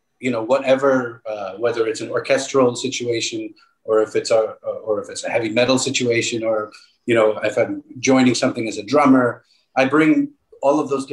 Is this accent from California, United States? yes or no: no; Long Island, New York, United States; I grew up, I grew up in New York, in Long Island